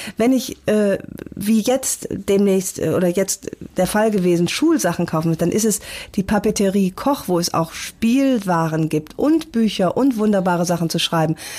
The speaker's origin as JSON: {"language": "German", "region": "North Rhine-Westphalia", "country": "Germany", "moved": "yes", "lives_now": "Hamburg, Germany", "said": "Ich ähm, bin tatsächlich sehr heimatverbunden"}